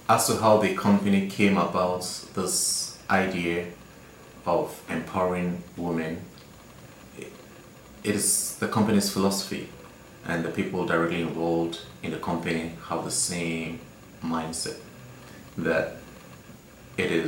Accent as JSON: {"language": "English", "town": "Accra", "region": "Greater Accra", "country": "Ghana", "said": "I am from Accra, Ghana, West Africa"}